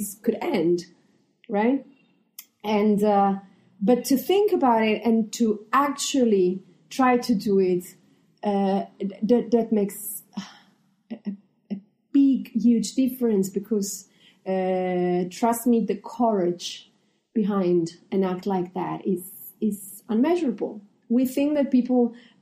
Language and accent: English; Italy; moved away; I come from Italy